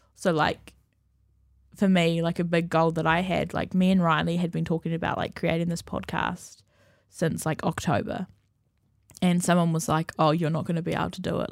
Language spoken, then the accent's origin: English; Napier, Hawke's Bay, New Zealand; moved away; I'm from Napier